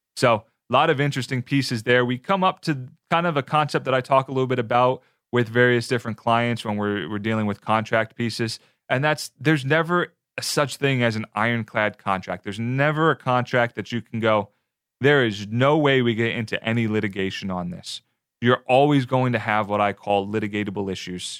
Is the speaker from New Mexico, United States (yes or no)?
no; New Jersey, United States; born or raised there; now in Tampa, United States